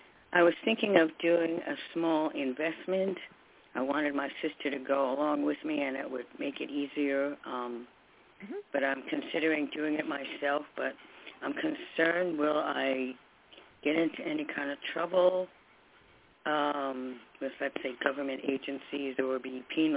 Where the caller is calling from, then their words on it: New York, United States; from New York.